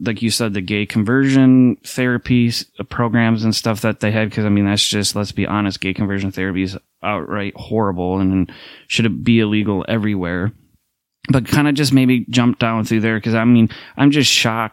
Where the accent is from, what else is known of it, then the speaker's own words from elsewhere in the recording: Minneapolis, Minnesota, United States; I went to a Pentecostal Bible college here in Minneapolis, where I'm from, Minneapolis, St. Paul area